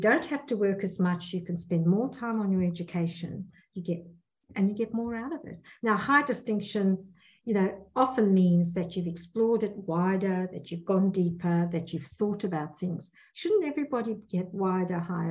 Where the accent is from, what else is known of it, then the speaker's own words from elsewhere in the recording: South Africa; moved away as an adult; now in Perth, Australia; I come from South Africa